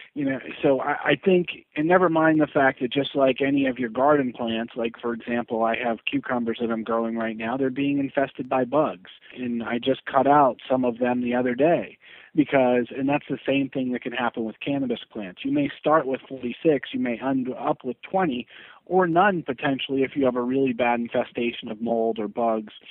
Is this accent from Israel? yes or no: no; New Hampshire, United States; I'm originally from New Hampshire.